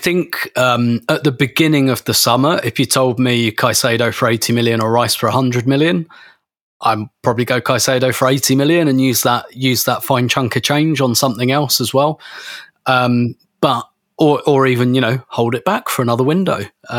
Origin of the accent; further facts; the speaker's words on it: United Kingdom; I'm British, so of course I'm emotionally repressed.